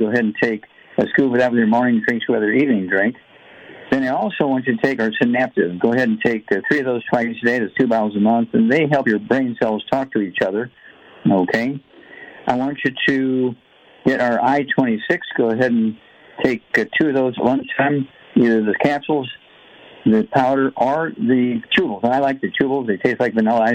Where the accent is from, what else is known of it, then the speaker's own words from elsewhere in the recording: Missouri, United States; Missouri, my home state